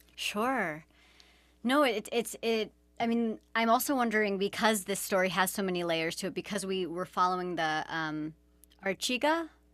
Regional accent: outside of San Francisco, California, United States; this is where I grew up outside of San Francisco

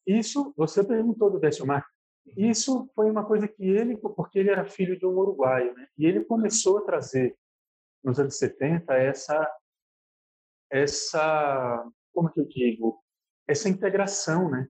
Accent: Sergipe, Brazil; moved away; eu tenha vivido minha infância aí em Sergipe

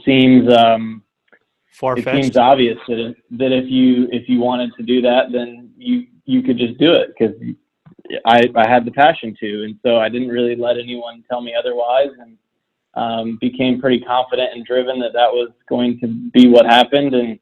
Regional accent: Indiana, United States; now in Florida, United States; being a kid in Indiana

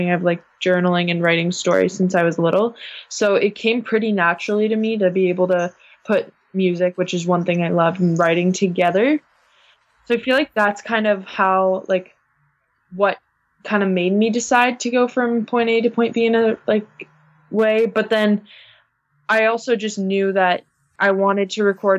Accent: Guelph, Ontario, Canada; I'm from this place that nobody knows in Canada called Guelph

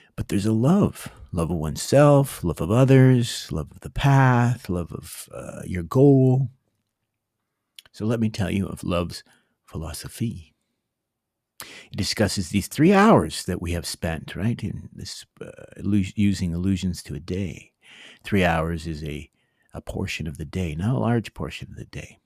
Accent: Canada; as a Canadian

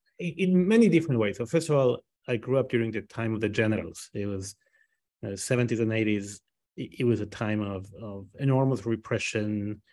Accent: Buenos Aires, Argentina; also born or lived in Israel; name the streets of Haifa before I could name the streets of Buenos Aires.

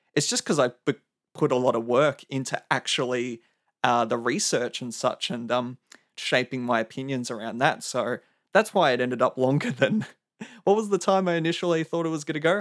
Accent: Melbourne, Victoria, Australia; I'm from Melbourne, Australia

